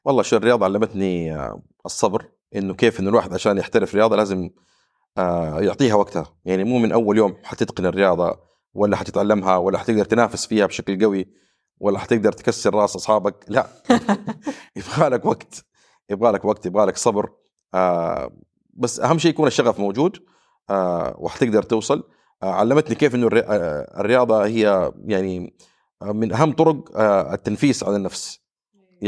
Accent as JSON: {"language": "Arabic", "country": "Saudi Arabia", "said": "عندنا في السعوديه"}